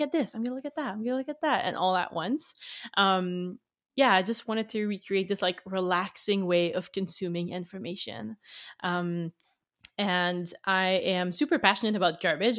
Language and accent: English; Canada; English is a second language; I'm French Canadian, so I'm from the French part of the country. Um, so English is my second language